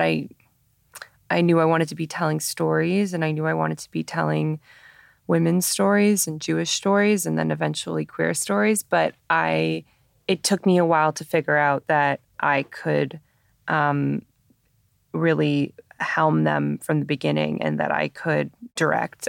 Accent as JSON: {"language": "English", "town": "Toronto", "region": "Ontario", "country": "Canada", "tie": "born or raised there", "said": "I grew up in Toronto going to TIFF every year as a kid"}